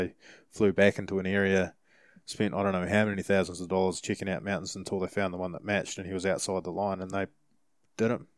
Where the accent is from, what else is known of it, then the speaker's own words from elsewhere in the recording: New Zealand; we're from New Zealand